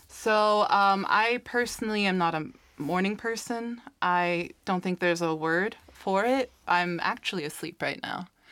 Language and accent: English; United States; now in Iceland; growing up in the States